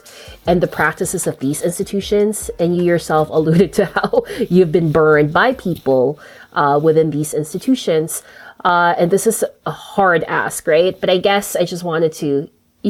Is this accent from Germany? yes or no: no; Canada; As a Canadian